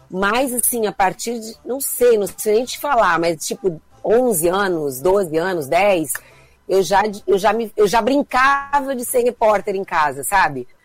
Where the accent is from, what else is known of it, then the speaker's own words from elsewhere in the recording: Criciúma, Santa Catarina, Brazil; sempre gente de Criciúma, assim, é uma coisa é, é um amor que me acompanha e onde quer que eu vá, eu sou de Criciúma, sabe?